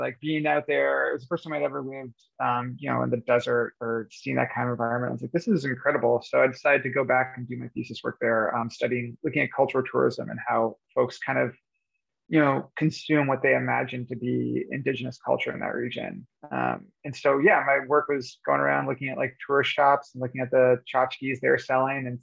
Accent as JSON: {"language": "English", "area": "near Boston", "region": "Massachusetts", "country": "United States", "tie": "born or raised there", "moved": "yes", "said": "I grew up near Boston"}